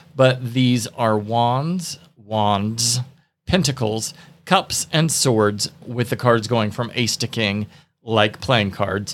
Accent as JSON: {"language": "English", "region": "the Bible Belt", "country": "United States", "tie": "born or raised there", "said": "growing up in the Bible Belt, tarot was seen as dangerous"}